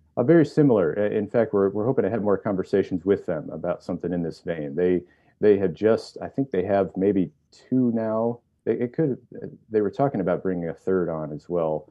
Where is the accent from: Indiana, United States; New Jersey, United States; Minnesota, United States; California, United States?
Indiana, United States; northern; moved away; Originally, northern Indiana